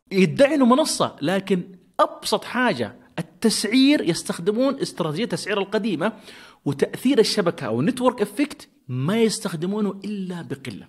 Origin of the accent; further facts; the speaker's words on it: Saudi Arabia; عندنا في السعودية